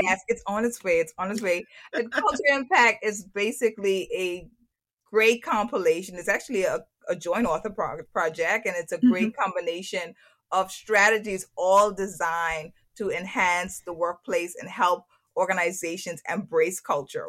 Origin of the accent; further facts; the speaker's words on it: Turks & Caicos Islands; moved away; when I'm in Turks and Caicos, when I'm back in my home country